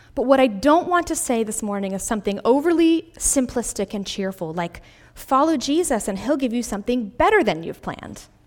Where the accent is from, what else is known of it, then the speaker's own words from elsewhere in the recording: Greenville, South Carolina, United States; moved away as an adult; my hometown of Greenville, South Carolina